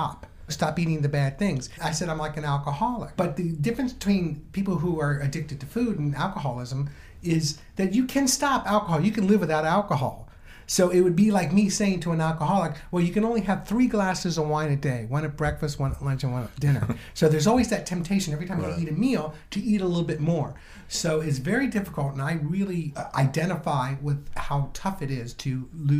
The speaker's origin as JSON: {"language": "English", "region": "the South", "country": "United States", "tie": "born or raised there", "moved": "yes", "said": "I grew up in the South, and it was horrible. I'm so glad I'm out of there"}